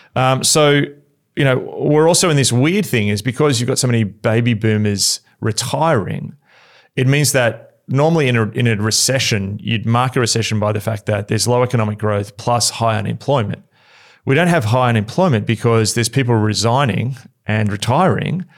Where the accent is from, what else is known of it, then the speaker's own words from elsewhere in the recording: Australia; as an Australian